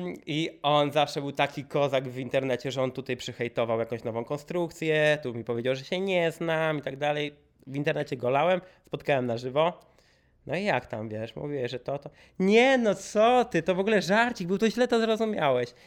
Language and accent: Polish; Warsaw, Masovian Voivodeship, Poland; wszyscy jesteśmy z Warszawy